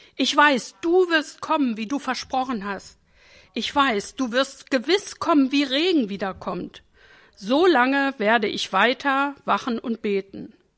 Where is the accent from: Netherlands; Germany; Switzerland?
Germany; Northern Germany; ich bin norddeutsch geprägt